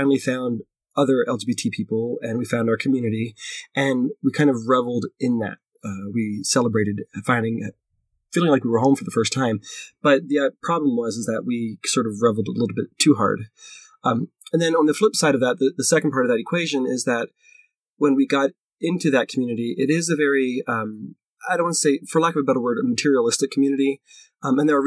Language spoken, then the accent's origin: English; Philadelphia, Pennsylvania, United States; moved away as an adult; now in Denver, United States; when I moved out to Denver, I'm from Philadelphia